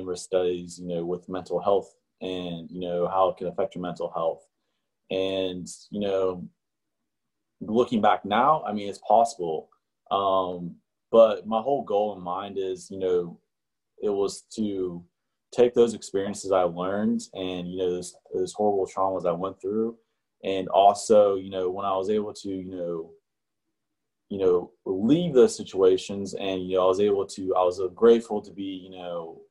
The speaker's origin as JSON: {"language": "English", "town": "Wheeling", "region": "West Virginia", "country": "United States", "tie": "born or raised there", "said": "I was born and raised in West Virginia. And more specifically, I was from Wheeling, which is like the northern panhandle"}